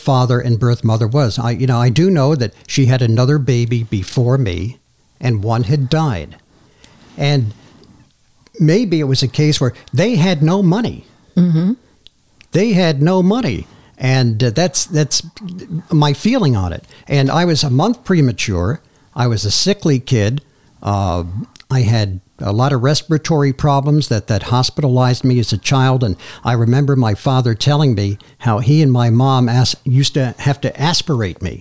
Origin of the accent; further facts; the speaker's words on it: Madison Park, New Jersey, United States; I grew up here in Madison Park. And I had such a good life here in this community that I'm back